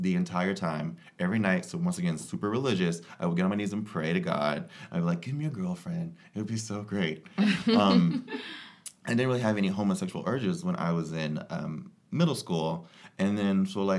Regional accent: Georgia, United States; I grew up in Georgia in the South in a very religious family.

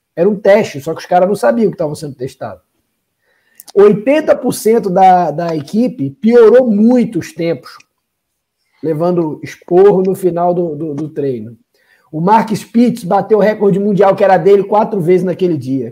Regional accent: Rio de Janeiro, Brazil; quando eu era criança no Rio de Janeiro

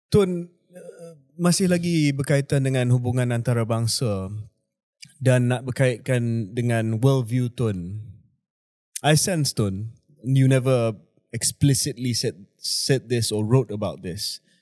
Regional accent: Tokyo, Japan; my late father was posted in Tokyo at that point in time. Saya membesar di Tokyo

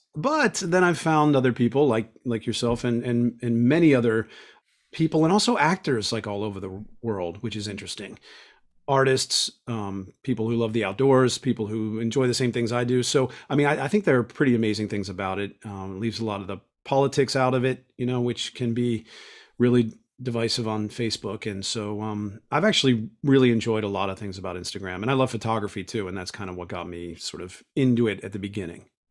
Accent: Pittsburgh, Pennsylvania, United States; moved away; I'm from Pittsburgh

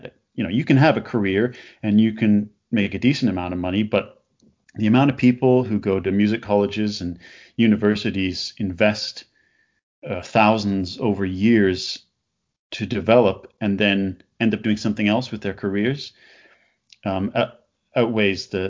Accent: Canada; now in London, United Kingdom; I'm from Canada

